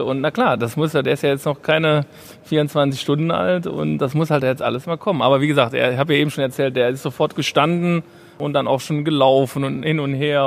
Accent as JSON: {"language": "German", "town": "Cologne", "region": "North Rhine-Westphalia", "country": "Germany", "tie": "born or raised there", "moved": "yes", "lives_now": "Munich, Germany", "said": "weil ich Kölner bin"}